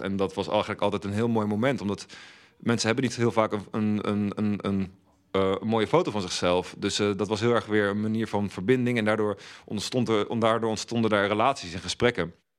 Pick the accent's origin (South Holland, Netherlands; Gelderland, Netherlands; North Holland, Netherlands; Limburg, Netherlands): Gelderland, Netherlands; Velp; moved away as an adult; also born or lived in The Hague; now in Rotterdam, Netherlands; ik ben opgegroeid in Velp, klein dorpje naast Arnhem